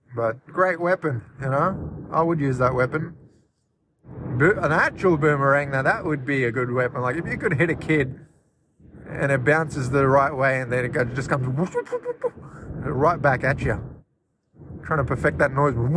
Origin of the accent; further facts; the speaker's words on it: Australia; I'm from mainland Australia, technically